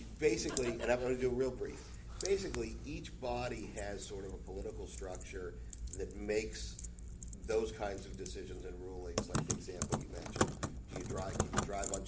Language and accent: English; Pittsburgh, Pennsylvania, United States; my hometown